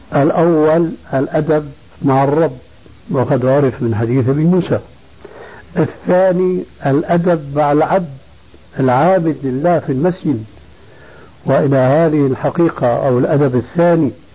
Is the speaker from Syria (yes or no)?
yes; Syria; moved away; عندنا في سوريا